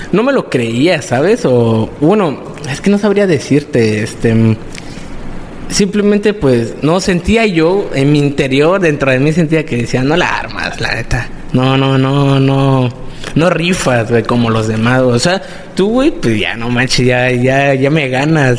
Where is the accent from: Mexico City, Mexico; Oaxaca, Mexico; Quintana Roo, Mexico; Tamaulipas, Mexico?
Quintana Roo, Mexico; Playa del Carmen; also born or lived in Cancún; nací en Cancún, pero prácticamente solo nací allá y me, trajeron para acá en playa. O sea, solo... Pues tengo mis 18 años acá en playa